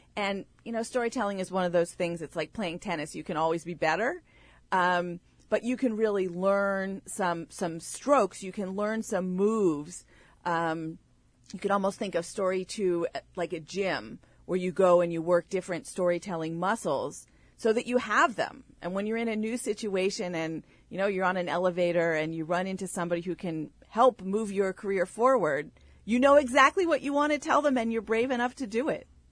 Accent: State College, Pennsylvania, United States; now in South Orange, United States; I grew up in State College, Pennsylvania, the home of Penn State University

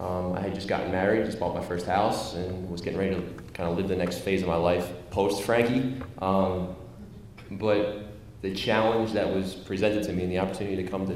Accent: Manasquan, New Jersey, United States; I am from originally from Monmouth County, New Jersey. Grew up in Manasquan.

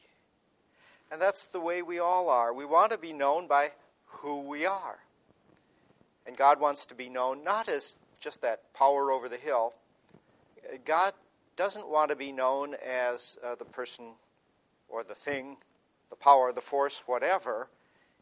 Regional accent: United States; as an American, as a historian

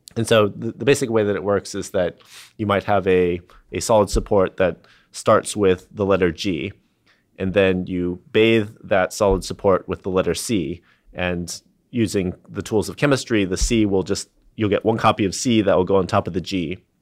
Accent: San Diego, California, United States; I, I grew up in San Diego

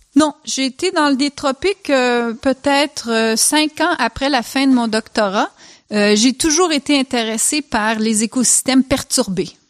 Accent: Switzerland; moved away; j'ai grandi en Suisse

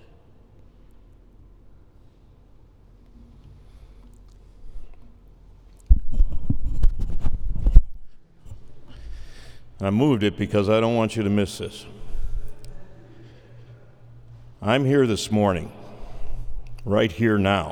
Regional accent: just outside of Chicago, Illinois, United States; I grew up just outside of Chicago, 211th Street to be exact

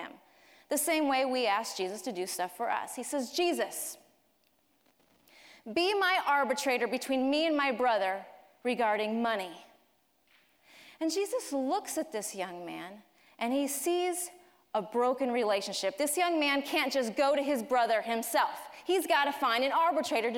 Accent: Colorado Springs, Colorado, United States; moved away; Colorado Springs is my hometown

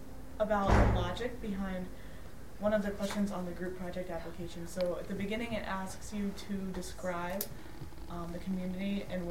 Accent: Concord, North Carolina, United States; I grew up in Concord, North Carolina.

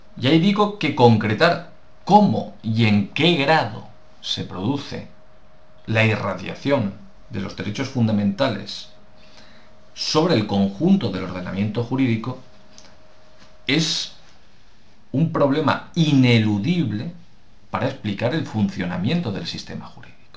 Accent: Spain; nos interesa la nuestra como españoles

